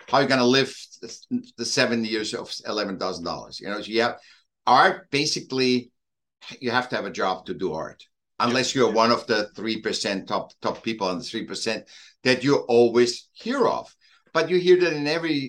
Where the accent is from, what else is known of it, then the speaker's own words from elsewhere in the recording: Vienna, Austria; moved away; also born or lived in Newport Beach, California; I was born in Vienna, Austria, in Europe